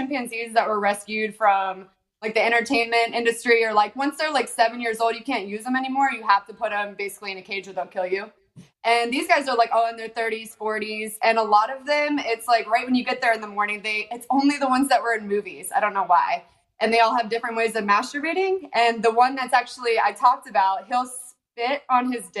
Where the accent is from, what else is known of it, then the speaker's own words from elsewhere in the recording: Columbus, Ohio, United States; I'm from Columbus